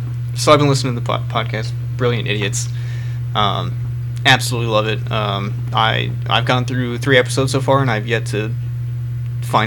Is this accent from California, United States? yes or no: yes; California, United States; my hometown in California